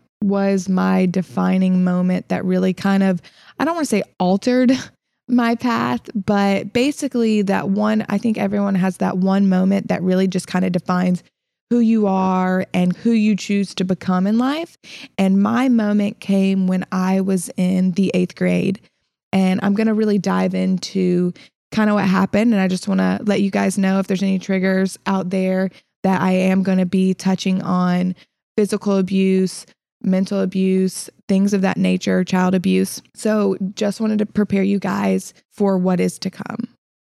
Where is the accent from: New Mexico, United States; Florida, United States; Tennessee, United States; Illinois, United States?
Illinois, United States; also born or lived in South Carolina; Yeah. So I was originally from Illinois, but I've lived in South Carolina, hence the accent that I apparently have now.